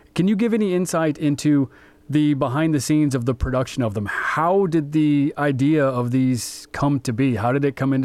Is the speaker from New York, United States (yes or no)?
no; Des Moines, Iowa, United States; growing up in Des Moines, Iowa